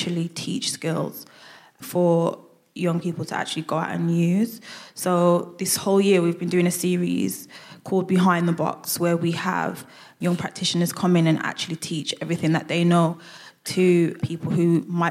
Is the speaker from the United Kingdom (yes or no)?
yes; Birmingham, West Midlands, United Kingdom; accent: Brummie; I'm a Brummie. You'll hear my accent come out a lot when I talk